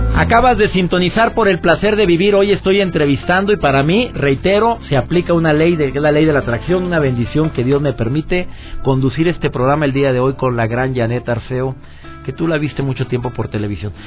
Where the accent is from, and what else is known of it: Mexico